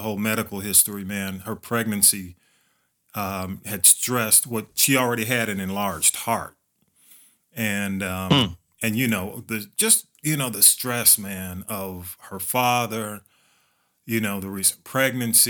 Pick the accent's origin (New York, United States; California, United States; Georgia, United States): Georgia, United States; Atlanta; we all kind of grew up in that community, man. Graduated from elementary school together